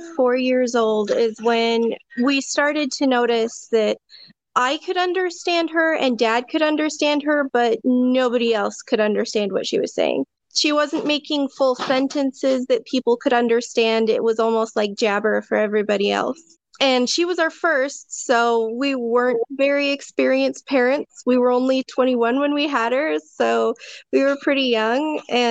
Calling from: Medford, Oregon, United States; I am in Medford, Oregon.

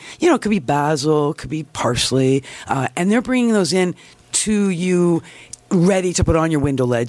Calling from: Toronto, Ontario, Canada

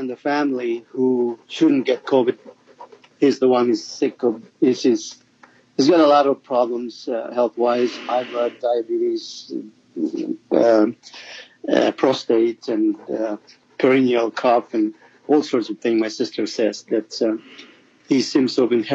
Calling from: Toronto, Ontario, Canada; I'm calling from Toronto in Canada

